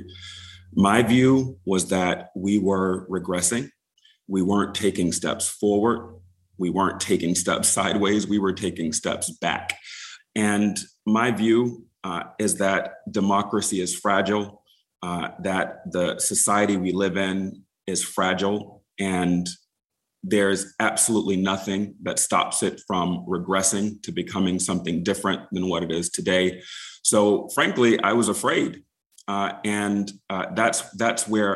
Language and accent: English; Wilmington, North Carolina, United States; moved away as an adult; also born or lived in Seattle / Charleston, South Carolina; I grew up in Wilmington, North Carolina, which is just a stone's throw away